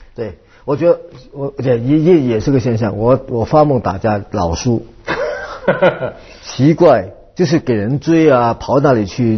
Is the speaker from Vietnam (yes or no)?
yes; Vietnam; moved away; also born or lived in Hong Kong / United States; 我是在越南从年长大。从小长大